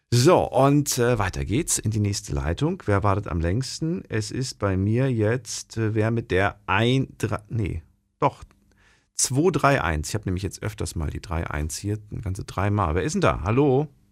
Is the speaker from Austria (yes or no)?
no; GDR, East Germany, Germany; Ich bin ja, ähm, äh, geboren in der DDR